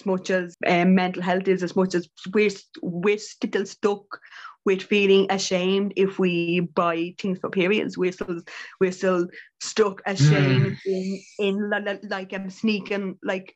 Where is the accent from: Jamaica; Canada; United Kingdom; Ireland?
Ireland; as Irish women and Irish people